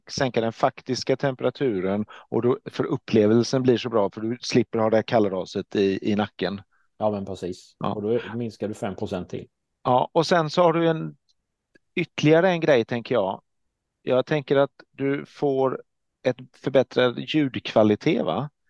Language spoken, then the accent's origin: Swedish; Småland, Sweden; tänka på att jag är smålänning